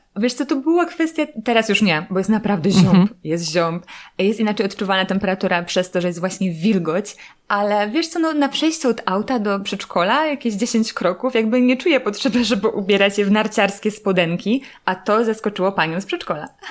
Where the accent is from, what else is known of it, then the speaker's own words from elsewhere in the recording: Silesian Voivodeship, Poland; ja pochodzę ze Śląska